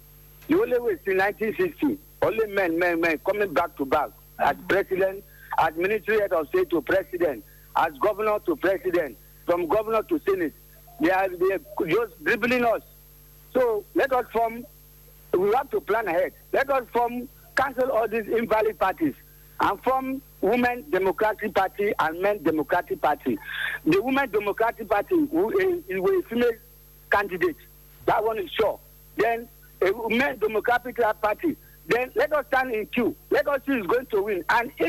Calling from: Lagos, Nigeria; I'm calling from Lagos.

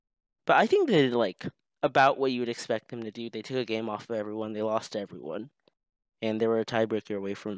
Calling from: Gainesville, Florida, United States; Gainesville, Florida.

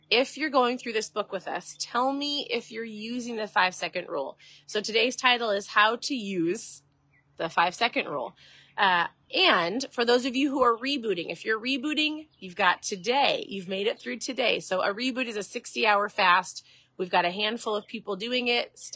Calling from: Florida, United States; I'm tuning in from Florida nice and sunny, beautiful Florida.

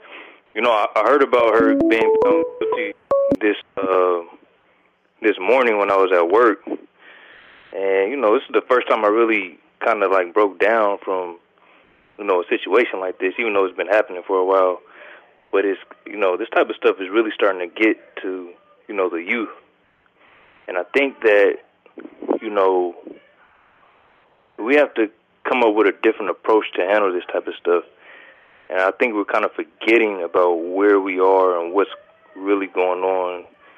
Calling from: Omaha, Nebraska, United States; I'm from Omaha, Nebraska.

